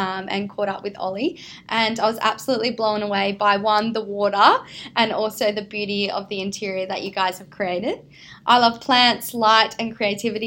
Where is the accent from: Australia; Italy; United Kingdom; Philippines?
Australia; Mandurah, Western Australia; I'd say Mandurah